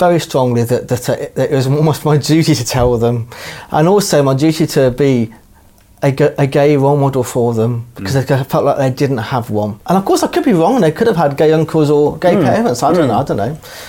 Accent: New Zealand; born there; I've got seven sisters, I was born in New Zealand, I'm getting married on Saturday.

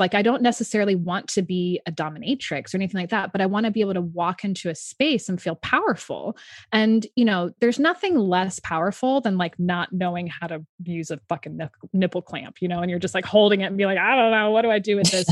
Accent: San Francisco, California, United States; moved away; I'm originally from San Francisco, so obviously in an embracing sexuality place. Yeah. Um, and I was really lucky to be raised in a very bohemian, artistic household

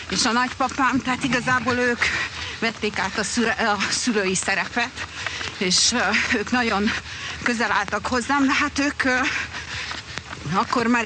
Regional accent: Brazil; born there; így alakult, hogy Brazíliába születtem, mert akkor ott élt, úgyhogy Úgyhogy igen, ott kezdtük

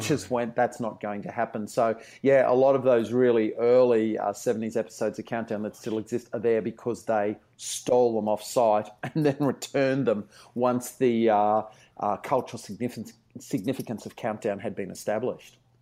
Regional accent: Brisbane, Queensland, Australia; moved away; I grew up in Brisbane, in the suburbs of Brisbane.

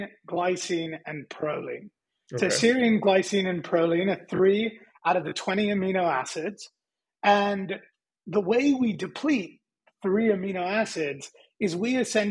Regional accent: London, United Kingdom; also born or lived in California, United States; now in Austin, United States; I was born in North London

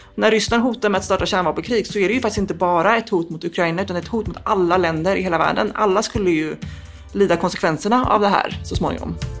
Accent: Gothenburg, Västra Götaland, Sweden; Jag växte upp i Angered utanför Göteborg

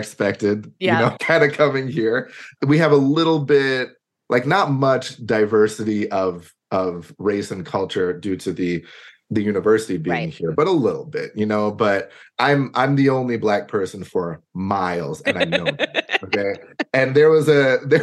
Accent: New York City, New York, United States; also born or lived in Cambridge / Worcester / Atlanta / Detroit; now in Durham, United Kingdom; I grew up in Brooklyn, New York

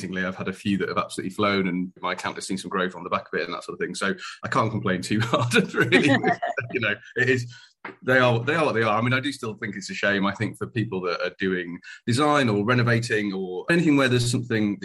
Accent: Yorkshire and the Humber, United Kingdom; moved away as an adult; also born or lived in Darlington; now in Plymouth, United Kingdom; I'm a Yorkshireman originally

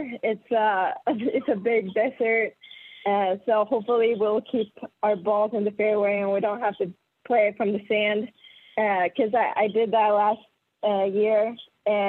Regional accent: Gothenburg, Västra Götaland, Sweden; moved away as an adult; also born or lived in Florida; I'm from Sweden, born and raised in Gothenburg.

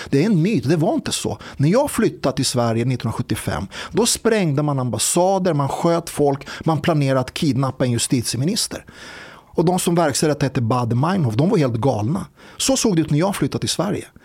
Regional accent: Serbia; Nej, det var jag som sa det. Jag är själv en serb.

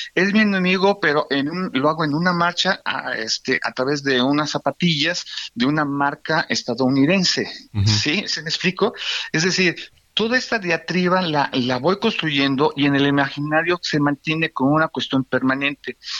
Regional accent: Mexico; Somos un país amistoso

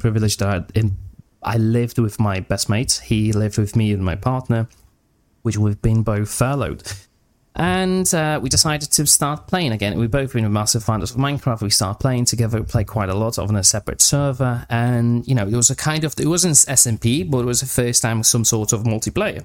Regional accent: Poland; now in England, United Kingdom; I'm originally from Poland, but I moved to England, to UK, around 10 years ago

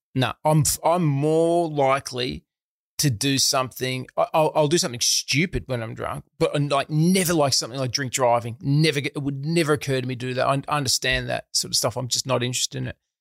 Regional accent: Melbourne, Victoria, Australia; I grew up in a town called Eltham, which is in the outer suburbs of Melbourne

